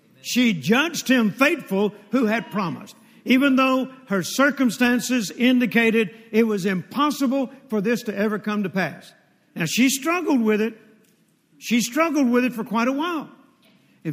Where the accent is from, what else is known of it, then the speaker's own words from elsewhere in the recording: Mississippi, United States; moved away; also born or lived in Fort Worth, Texas; When I was born in Mississippi